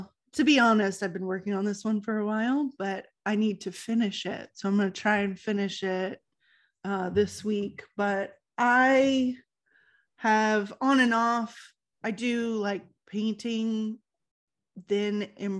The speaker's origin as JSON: {"language": "English", "region": "California", "country": "United States", "said": "So we are from California, as you guys know."}